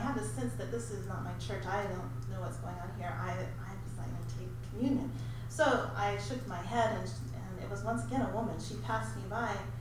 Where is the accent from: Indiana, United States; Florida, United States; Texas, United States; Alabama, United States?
Texas, United States; Denver City; the Church of Christ, where I grew up in Denver City, Texas